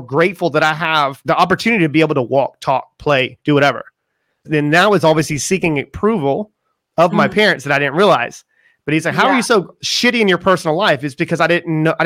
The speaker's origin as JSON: {"language": "English", "town": "Charleston", "region": "South Carolina", "country": "United States", "said": "I come from Charleston, South Carolina, and it's just right on the water"}